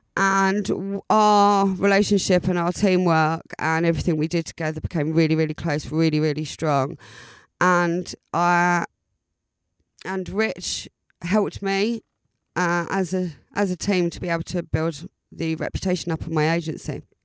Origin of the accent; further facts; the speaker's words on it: Southend-on-Sea, East of England, United Kingdom; moved away as an adult; now in Brighton, United Kingdom; original Essex girl, born and bred in South Endonsee